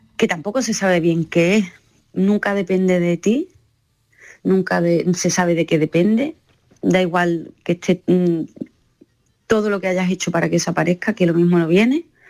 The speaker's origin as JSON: {"language": "Spanish", "region": "Andalusia", "country": "Spain", "also_born_or_lived": "Seville", "said": "la gente que somos de Andalucía"}